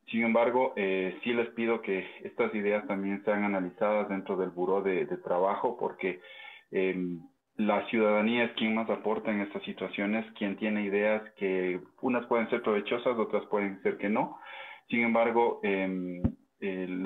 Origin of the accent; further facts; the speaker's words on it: Quito, Pichincha, Ecuador; yo como recomendación y como quiteño que soy